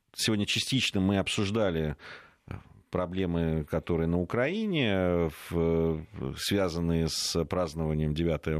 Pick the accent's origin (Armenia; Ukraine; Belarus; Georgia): Georgia; now in Russia; как этнический грузин, там проживающий, который долго жил и в Грузии, и знает ее историю, изучал просто в школе